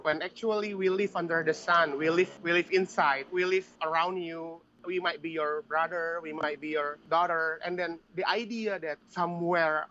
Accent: Bekasi, West Java, Indonesia; I grew up in Bekasi

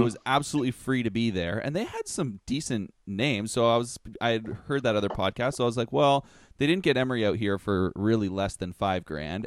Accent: Toronto area, Ontario, Canada; we're from, we're from Canada, the Toronto area

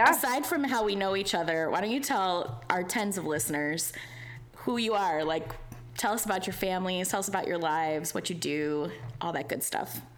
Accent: Indiana, United States; moved away as an adult; now in Orlando, United States; I grew up in Indiana with these two. Um, and then when I was about 26 years old, I moved to Orlando.

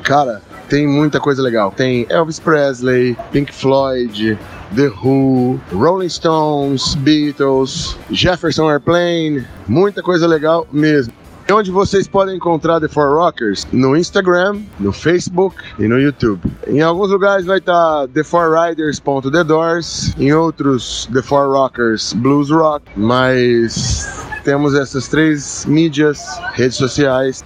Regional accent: Ribeirão Preto, São Paulo, Brazil; sou de Ribeirão Preto

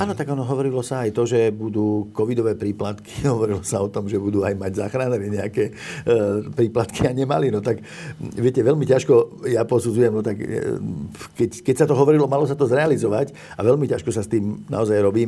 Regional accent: Orava, Žilina Region, Slovakia; ja som, pochádzam sám z Oravy

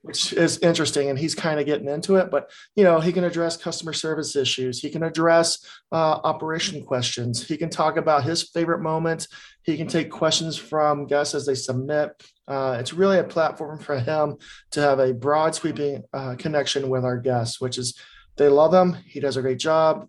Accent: Texas, United States; also born or lived in Colorado; now in Vermont, United States; I'm from Texas

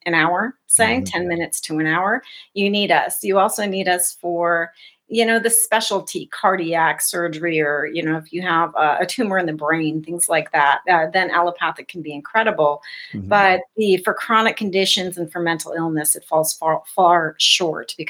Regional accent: South Dakota, United States; born or raised there

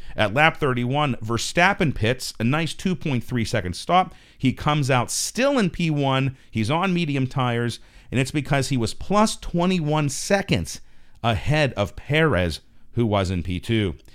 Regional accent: United States; as an American

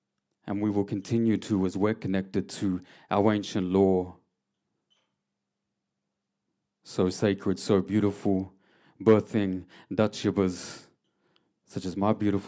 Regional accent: Mooroopna, Victoria, Australia; I come from Yorta Yorta land. I am a Yorta Yorta person. Yir. I was raised in a beautiful town by the name of Marupana on Kalitharban country.

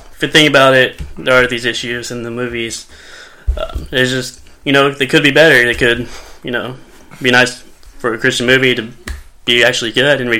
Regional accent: Arkansas, United States; because I'm from Arkansas

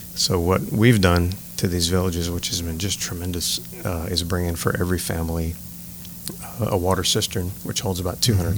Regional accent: Morgan City, Louisiana, United States; now in New Iberia, United States; I was born and raised in Morgan City, Louisiana

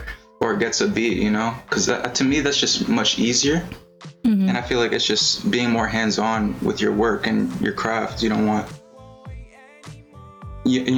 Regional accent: South Florida, United States; I'm an artist from South Florida

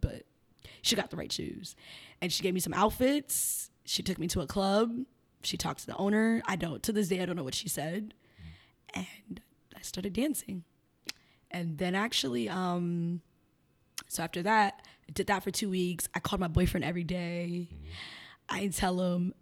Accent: Chicago, Illinois, United States; moved away as an adult; also born or lived in Miami; now in Philadelphia, United States; I'm from Chicago. I was born and raised in Chicago

